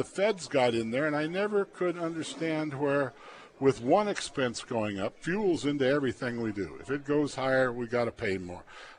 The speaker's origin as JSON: {"language": "English", "town": "Plainview", "region": "Nebraska", "country": "United States", "tie": "born or raised there", "said": "I grew up in Plainview."}